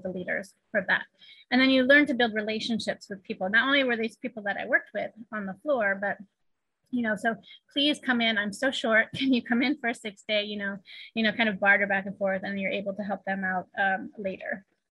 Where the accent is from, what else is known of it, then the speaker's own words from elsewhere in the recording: East Coast, United States; also born or lived in California; now in Shanghai, China; I grew up on the East Coast